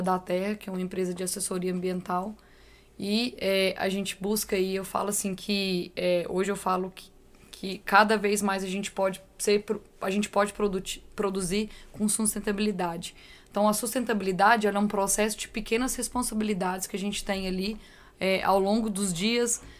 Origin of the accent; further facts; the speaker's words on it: São Gotardo, Minas Gerais, Brazil; Sou de São Gotardo